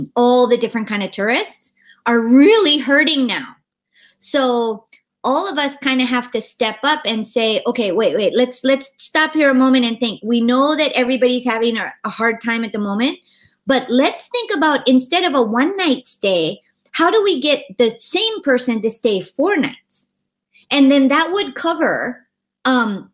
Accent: Hawaii, United States; us growing up in Hawaii

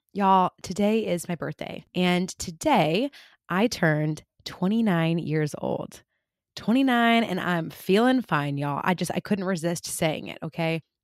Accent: California, United States; moved away; I grew up in California, and I live here again now

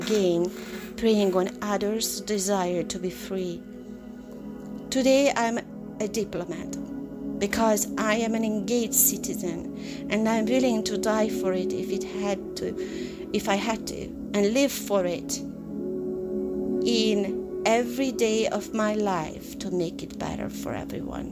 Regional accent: Hungary; moved away as an adult; now in United States; leaving my country of Hungary at 20 years old

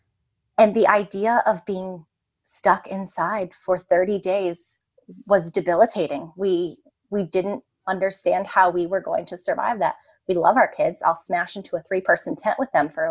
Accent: Ohio, United States; moved away; also born or lived in New York City; we grew up in the suburbs. We grew up in Ohio

